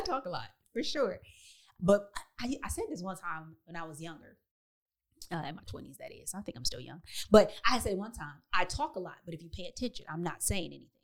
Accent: Detroit, Michigan, United States; moved away as an adult; also born or lived in Chicago / Texas; I grew up in in Detroit, so my my community looked like me

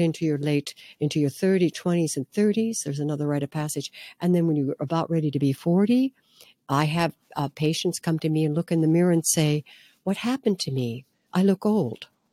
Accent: Midwest, United States; growing up in the Midwest in a very, what can I say, um, grounded, hardworking family

